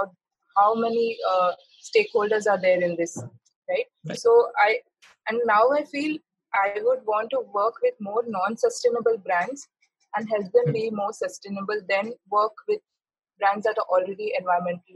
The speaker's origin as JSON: {"language": "English", "town": "Mumbai", "region": "Maharashtra", "country": "India", "tie": "born or raised there", "moved": "as an adult", "said": "I decided to come to Mumbai, back to my hometown"}